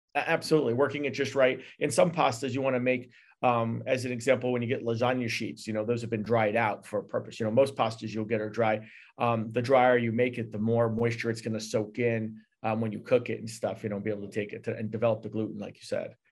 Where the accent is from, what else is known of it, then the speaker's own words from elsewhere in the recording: New York, United States; I am, uh, third generation born off a reservation in New York.